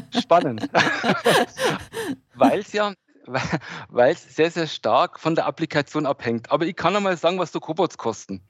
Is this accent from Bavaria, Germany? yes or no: yes; Regensburg, Bavaria, Germany; ich komme hier aus Regensburg